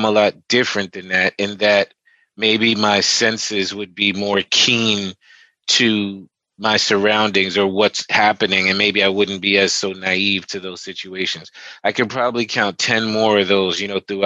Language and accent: English; Teaneck, New Jersey, United States; I grew up in Teaneck, New Jersey, at the time a very predominantly white Jewish town